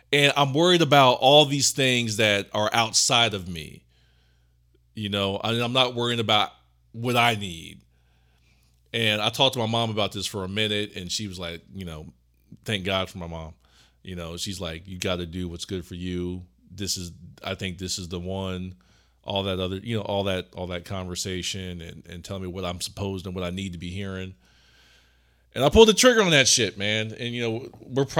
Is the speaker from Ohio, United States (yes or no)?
yes; Ohio, United States; we're from Ohio, and we both worked at the same job